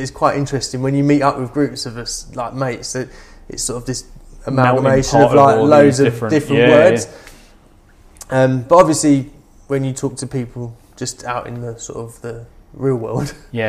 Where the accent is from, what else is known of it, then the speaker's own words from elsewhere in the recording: London, United Kingdom; accent: East End; moved away; I grew up in East London